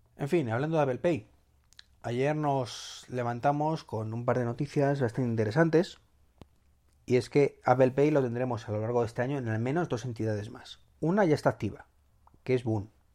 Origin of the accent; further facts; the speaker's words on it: Madrid, Community of Madrid, Spain; los que somos o sois o somos, sí, de Madrid